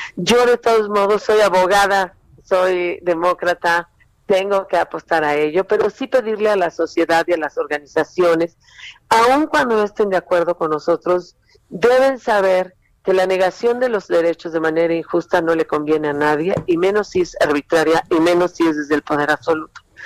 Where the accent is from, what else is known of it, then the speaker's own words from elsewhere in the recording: Mexico; como muchos mexicanos y mexicanas